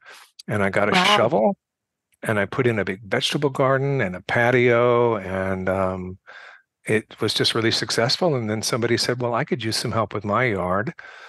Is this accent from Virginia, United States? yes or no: no; Michigan, United States; also born or lived in California; now in New York, United States; I grew up in Michigan, and I grew up in a house that my great-great-grandfather had built in the 1870s, and there was a big pear tree in the backyard, and there was a sour cherry tree, and there was a big vegetable garden